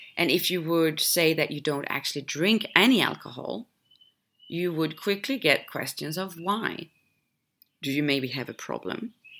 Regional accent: Sweden; moved away; my home country jumped on the health train many years ago, actually, Sweden

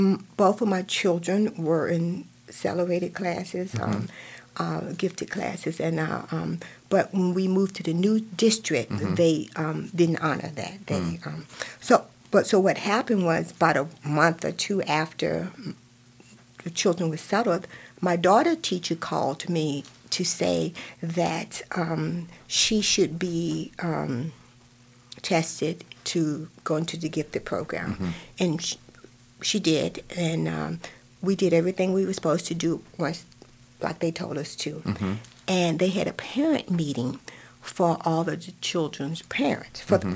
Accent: Virginia, United States; moved away as an adult; also born or lived in Michigan; now in Lake County, United States; I grew up in Virginia

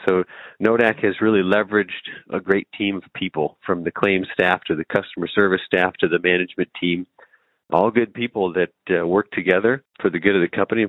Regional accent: Casselton, North Dakota, United States; now in Cavalier, United States; I grew up in North Dakota. I grew up in Castleton. Graduated from North Dakota State University, home of the Bison, and moved up to Cavalier in 2010

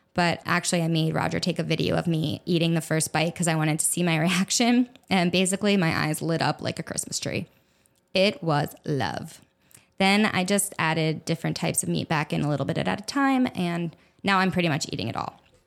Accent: Egg Harbor Township, New Jersey, United States; now in South Florida, United States; I was born and raised in Egg Harbor Township, New Jersey, which is about ten minutes or so outside of Atlantic City.

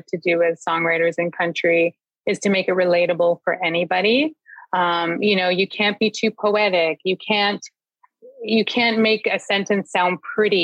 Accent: Toronto, Ontario, Canada; growing up in Scarborough

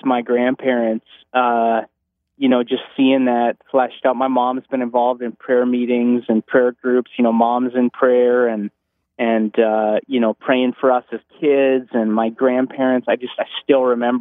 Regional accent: North Dakota, United States; I'm from North Dakota

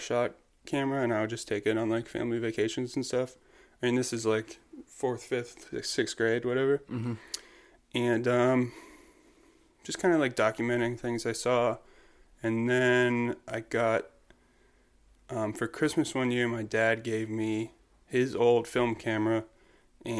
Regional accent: Pittsburgh, Pennsylvania, United States; a local photographer, born and raised in Pittsburgh

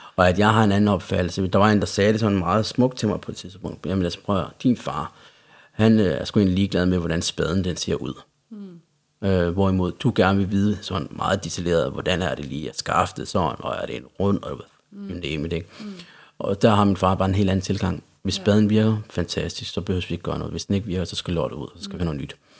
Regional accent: Central Jutland, Central Denmark Region, Denmark; accent: Jutlandic; now in Copenhagen, Denmark; hvis man hører noget jysk i min accent, så er det også, fordi jeg er fra Jylland. Jeg mm. er øh, opvokset i, i Midtjylland hos min familie

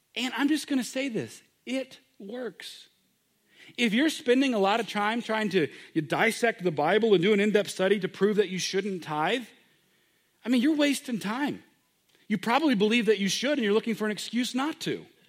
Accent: United States

